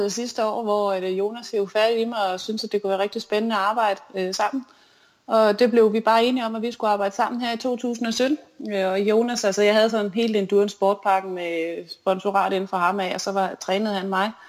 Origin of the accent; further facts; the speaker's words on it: Fredericia, Southern Denmark, Denmark; især da jeg vandt DM på den olympiske år i Fredericia ja. på, i min hjemby.